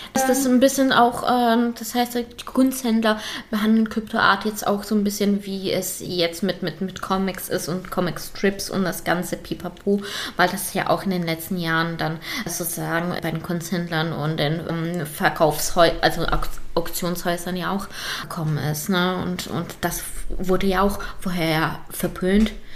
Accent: Lower Saxony, Germany; wir kommen beide aus Niedersachsen

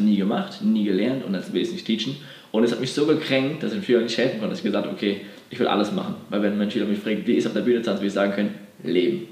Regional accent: Bad Dürkheim, Rhineland-Palatinate, Germany; moved away as an adult; also born or lived in Berlin; ich komme ursprünglich aus Bad Dürkheim. Das ist eine kleine mhm. Stadt, bin schon groß geworden

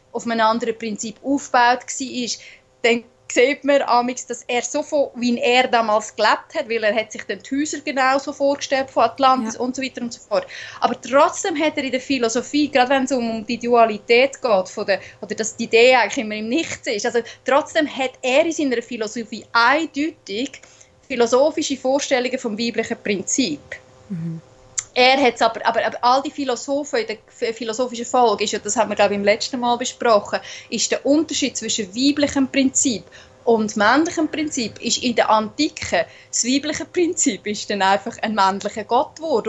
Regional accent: Switzerland; accent: Swiss German; first language Swiss German; auf Schweizerdeutsch, also in meiner wirklich so, wie die Sprache gewachsen ist in mir, meiner Muttersprache

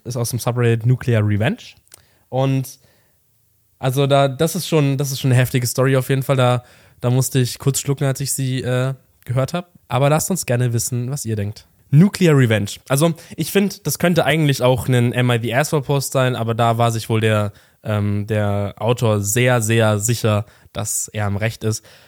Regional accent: near Munich, Bavaria, Germany; ich komme auch aus der Nähe von München

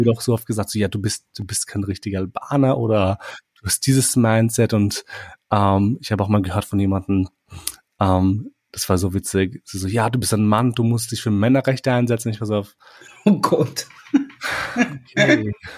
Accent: Austria; also born or lived in Kosovo; ich lebe hier, seitdem ich irgendwie drei Jahre alt bin

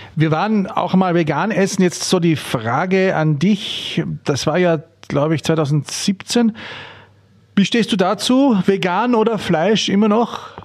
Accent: Austria; bei uns in Österreich

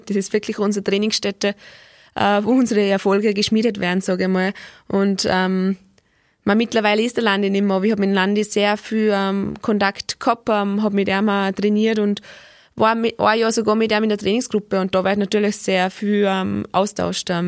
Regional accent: Austria; der letzte Weltcup hat nicht mehr stattgefunden und den Weltcup davor sind wir Österreicher einen Tag vor dem letzten Rennen heimgeflogen.

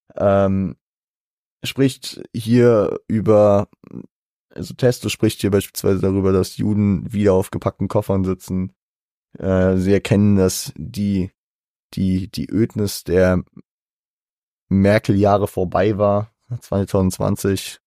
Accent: Germany; als Deutscher

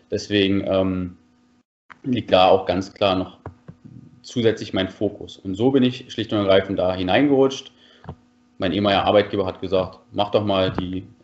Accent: Falkensee, Brandenburg, Germany; now in Berlin, Germany; gut, ich bin im Haus aufgewachsen, also ich bin jetzt kein Stadtkind gewesen, komme ursprünglich aus Falkensee, bin dann aber als junger Mensch nach Berlin gezogen, wo es ja die meisten jungen Menschen hinzieht.

